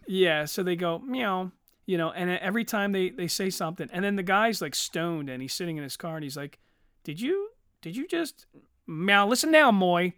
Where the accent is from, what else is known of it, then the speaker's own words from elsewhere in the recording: Eddystone, Pennsylvania, United States; I grew up in Eddystone